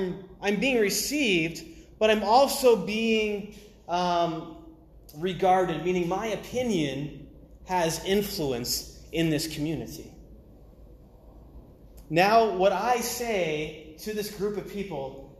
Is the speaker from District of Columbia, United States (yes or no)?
no; Maine, United States; I'm from the northeast coast. I'm from Maine.